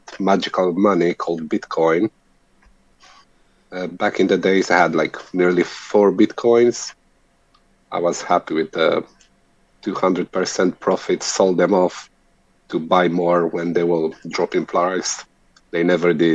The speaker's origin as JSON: {"language": "English", "country": "Romania", "tie": "born or raised there", "moved": "yes", "lives_now": "United Kingdom", "said": "at the moment, I'm living in UK, but I'm born and bred in Romania."}